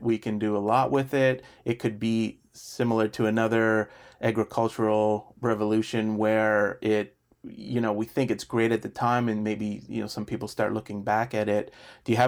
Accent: Canada; as a Canadian

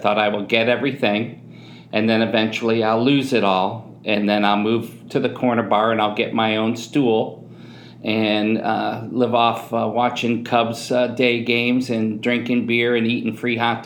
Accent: Chicago, Illinois, United States; I'm from Southside Chicago

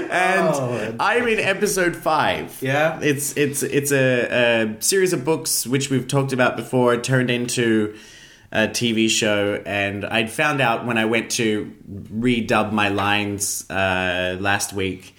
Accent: Australia; I'm an Australian

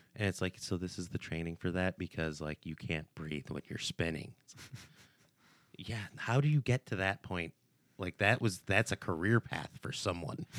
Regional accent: United States; I'm American, born and raised

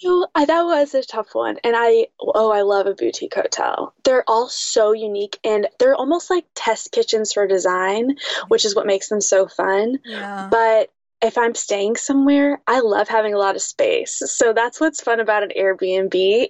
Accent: West Coast, United States; growing up on the West Coast, that's where I'm from.

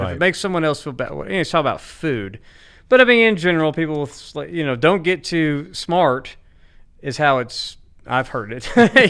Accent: Arkansas, United States; I'm from Arkansas.

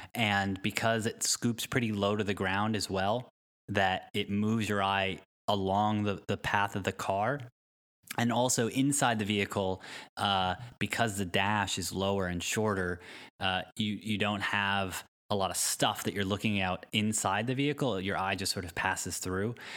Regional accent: Connecticut, United States; now in Palo Alto, United States; I grew up in Connecticut

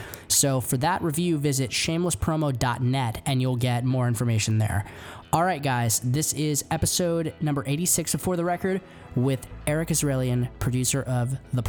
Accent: San Jose, California, United States; I've lived here my whole life. I'm actually from San Jose

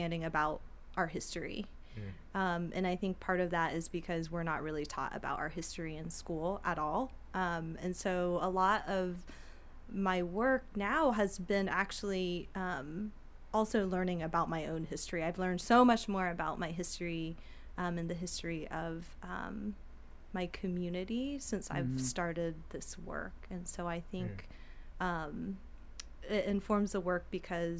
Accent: United States; I'm an American citizen and I was born here

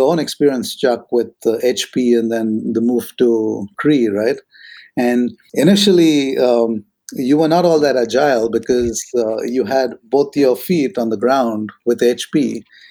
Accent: Maharashtra, India; moved away; where I grew up in Maharashtra in India

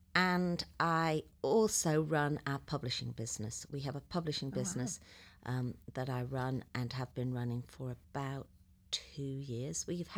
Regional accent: England, United Kingdom; moved away as an adult; now in Dayton, United States; as you can probably begin to tell, I'm not from Dayton, Ohio. I live in Dayton, Ohio now, but I was originally born in England, and I lived there for 45 years, give or take.

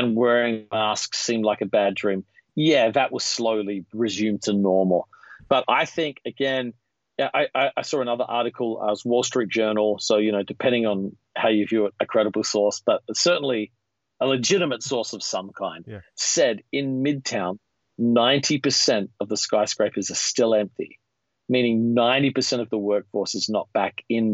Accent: Australia; moved away as an adult; now in United States; growing up in Australia

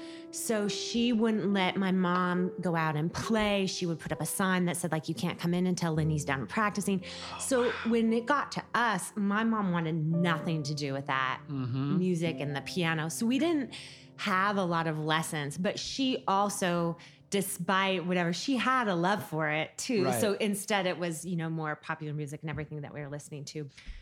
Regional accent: Pacific Northwest, United States; For the first part of my life, till I was like 6 or 7, we went out, we went on that boat a lot.

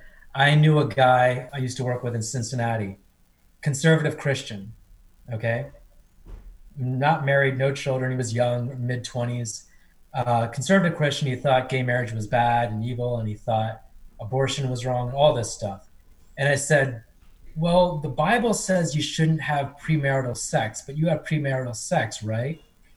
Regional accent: India; born there; as someone Indian born, India is very corrupt.

